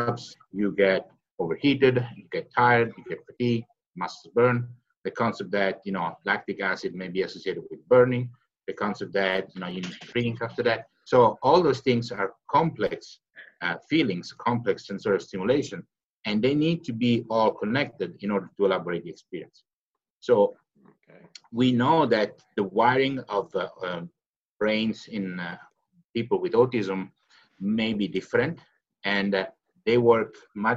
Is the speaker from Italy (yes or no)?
yes; Catanzaro, Calabria, Italy; my hometown, Catanzaro